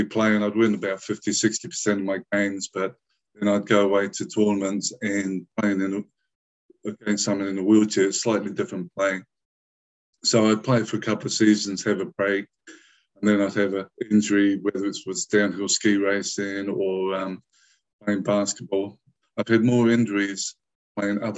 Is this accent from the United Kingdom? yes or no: yes; England, United Kingdom; now in New Zealand; I was born and raised in England